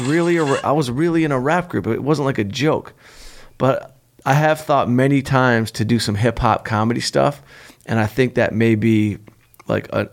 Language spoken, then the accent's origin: English; Southfield, Michigan, United States; Southfield, Michigan, right outside Detroit, my hometown, Southfield. That's where I'm from.